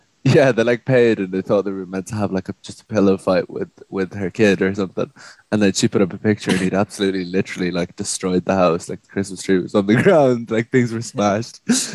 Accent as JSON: {"language": "English", "region": "England", "country": "United Kingdom", "tie": "born or raised there", "said": "So I grew up obviously in England. I've like a Catholic family, but I'm not obviously a practicing Catholic. Like I probably consider myself like an atheist or whatever."}